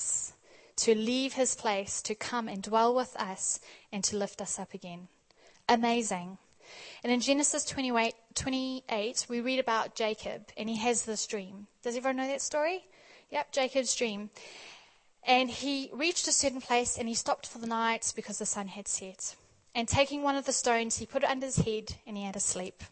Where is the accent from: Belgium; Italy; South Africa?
South Africa; also born or lived in Australia; growing up in South Africa